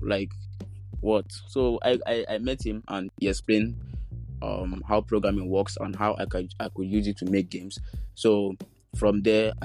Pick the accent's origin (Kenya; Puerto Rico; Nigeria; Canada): Nigeria; as a Nigerian, like as a teenager